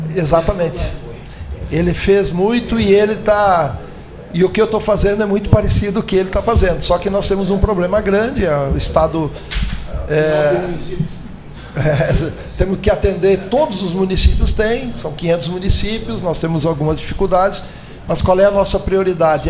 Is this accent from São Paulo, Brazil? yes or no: no; Greater Porto Alegre, Rio Grande do Sul, Brazil; eu sou da Grande Porto Alegre, fui prefeito em Cachoeirinha